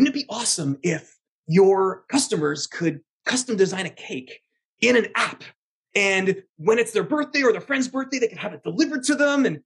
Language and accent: English; Canada; as a Canadian citizen myself